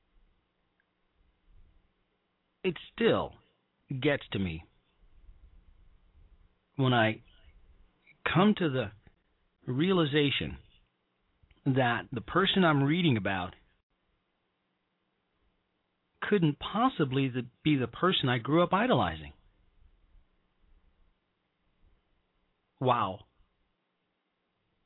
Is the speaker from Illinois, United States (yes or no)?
yes; Chicago, Illinois, United States; moved away; also born or lived in Evanston, Illinois; I'm a Chicagoan, and I grew up in the city of Chicago